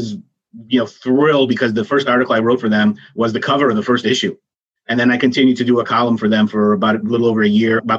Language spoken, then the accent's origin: English; Chicago, Illinois, United States; moved away as an adult; now in Dallas, United States; I grew up in Chicago